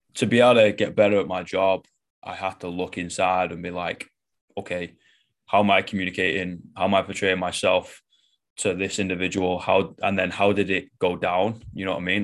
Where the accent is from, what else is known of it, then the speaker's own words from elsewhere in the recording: Manchester, North West England, United Kingdom; I'm from Manchester, like, northwest of England.